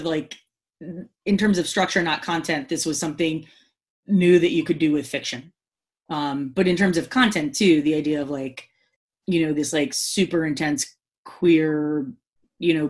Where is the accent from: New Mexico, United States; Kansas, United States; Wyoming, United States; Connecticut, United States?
Connecticut, United States; the town I grew up in Connecticut